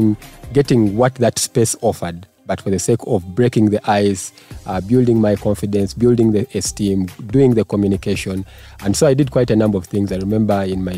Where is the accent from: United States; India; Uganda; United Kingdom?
Uganda; Kampala, Central Region; also born or lived in Kabale, Uganda / Bushenyi, Uganda; all my schooling has been in Kampala